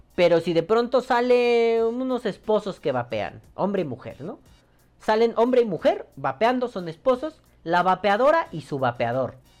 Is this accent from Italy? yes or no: no; Mexico; como mexicano